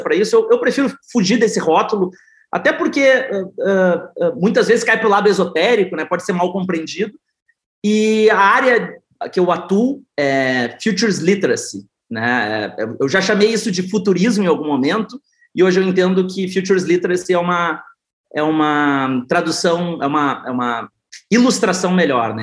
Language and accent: Portuguese; South Region, Brazil; sou do sul do Brasil